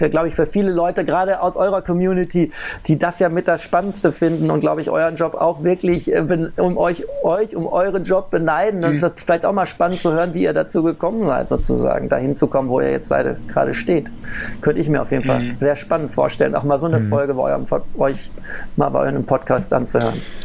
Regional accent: Ruhr area, North Rhine-Westphalia, Germany; ich komme aus dem Ruhrgebiet

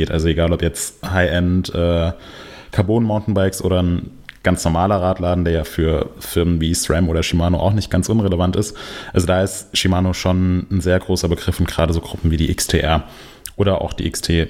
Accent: Denmark; Ich bin ähm, doch Däne.

